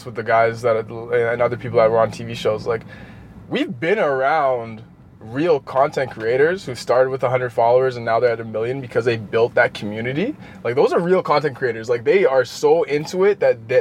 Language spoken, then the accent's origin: English; Manitoba, Canada; growing up in Canada